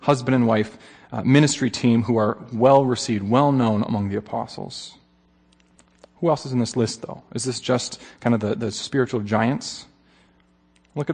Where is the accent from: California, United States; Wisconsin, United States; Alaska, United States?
Alaska, United States; I'm from Alaska